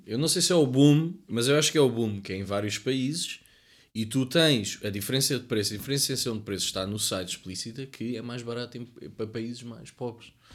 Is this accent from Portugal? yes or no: yes; Cascais, Lisbon, Portugal; eu sou da zona de Cascais